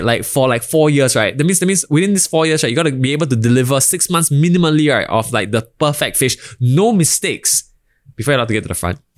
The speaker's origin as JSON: {"language": "English", "country": "Singapore", "tie": "born or raised there", "said": "I was born in Singapore by a, by a Bhutanese father and a Singaporean Chinese mother."}